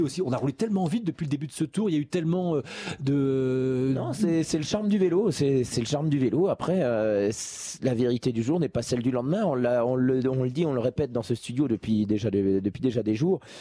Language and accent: French; France; je suis français